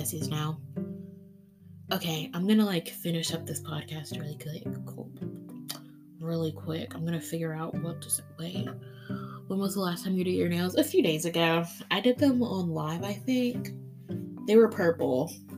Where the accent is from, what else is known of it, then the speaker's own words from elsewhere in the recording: Key West, Florida, United States; I'm from Key West, Florida. I grew up on the beach. Come visit.